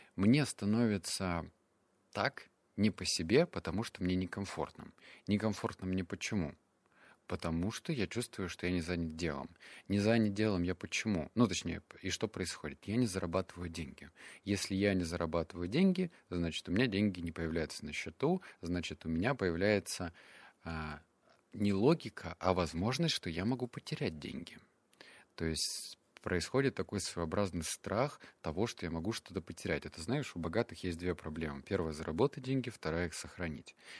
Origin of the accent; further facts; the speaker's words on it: Russia; also born or lived in Barnaul / Novosibirsk; я рос в Барнаул, Новосибирск